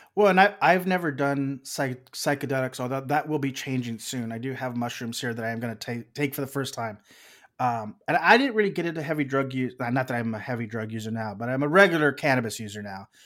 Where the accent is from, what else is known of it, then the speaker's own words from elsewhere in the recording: South Texas, United States; moved away as an adult; also born or lived in Austin, Texas; now in Los Angeles, United States; I'm originally from South Texas.